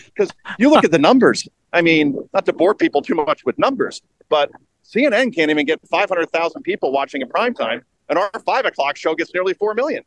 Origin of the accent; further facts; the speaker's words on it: Wyckoff, New Jersey, United States; also born or lived in Hoboken, New Jersey; Wyckoff is where I'm from. I, I lived in Hoboken for many years